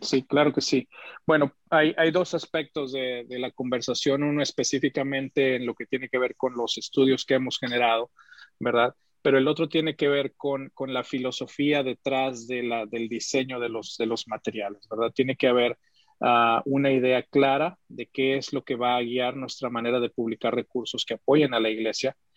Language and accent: Spanish; Mexico City, Mexico; nací en la Ciudad de México, aunque mi familia es de Monterrey